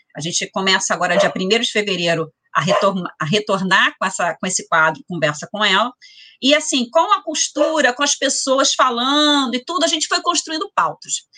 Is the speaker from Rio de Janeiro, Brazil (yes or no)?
yes; São Gonçalo, Rio de Janeiro, Brazil; gonçalense, nascida, criada, cria, como dizem por aí, né? Sou cria de São Gonçalo